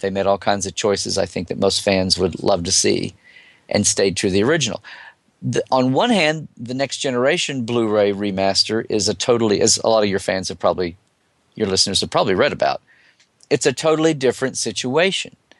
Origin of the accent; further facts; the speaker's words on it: United States; as an American